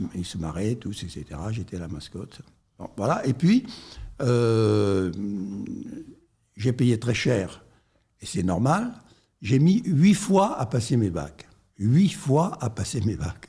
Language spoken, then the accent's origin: French; Perpignan, Occitania, France; also born or lived in Paris / Montpellier; j'ai passé toute, euh, toute mon enfance, ma jeunesse à Perpignan